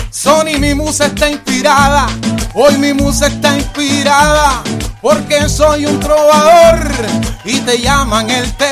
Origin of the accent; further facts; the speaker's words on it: Puerto Rico; nosotros somos boricuas de sangre